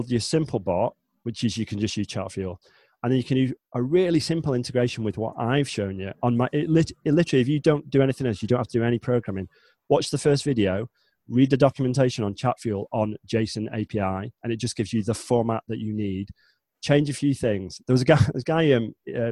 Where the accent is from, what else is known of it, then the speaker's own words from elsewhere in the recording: the north of England, United Kingdom; I am not from London. I don't sound like a Cockney. I'm from the north, so north of England.